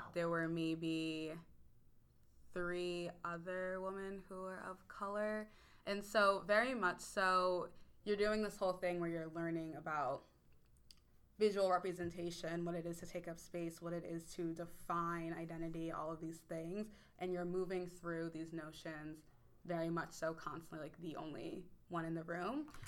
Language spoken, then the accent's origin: English; Warrington, Pennsylvania, United States; I grew up in Warrington, Pennsylvania, which is about 40 minutes north of Philadelphia